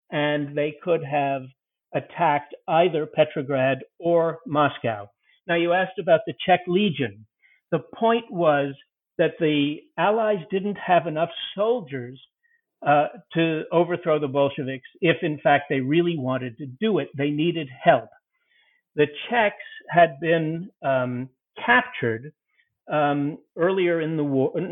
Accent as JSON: {"language": "English", "country": "United Kingdom", "said": "I'm a British, so I don't know how to how to pronounce the Russian words."}